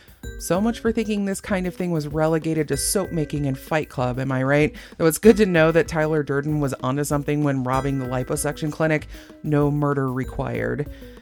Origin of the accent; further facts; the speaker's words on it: Germany; And maybe I'm talking like I'm from Texas instead of Germany